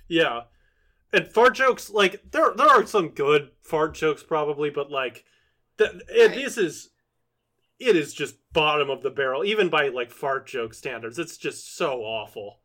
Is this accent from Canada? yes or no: no; Virginia, United States; I've known so many guys like Federline growing up in Virginia